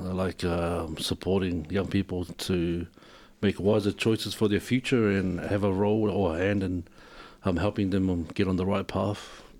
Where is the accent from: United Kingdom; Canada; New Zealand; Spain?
New Zealand; Wellington; also born or lived in Samoa (ancestry); now in Ipswich, Australia; I'm originally from New Zealand. I'm Samoan, born in New Zealand.